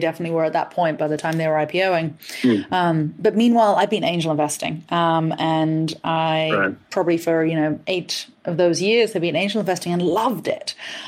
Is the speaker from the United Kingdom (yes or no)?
yes; England, United Kingdom; accent: mishmash of American, Australian, and English; now in United States; You are absolutely right that I am originally from England. My father is actually Australian and has been an entrepreneur since he was about 16 years old. He moved to England and I grew up there, but I've actually been in the US now for 10 years.